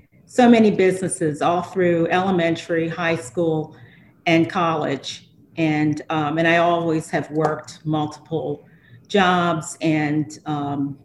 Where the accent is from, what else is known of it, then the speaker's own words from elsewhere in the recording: Philadelphia, Pennsylvania, United States; now in Delaware, United States; I grew up in Philadelphia